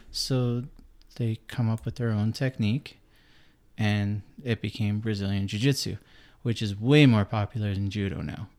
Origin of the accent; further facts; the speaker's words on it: Canada; I'm Canadian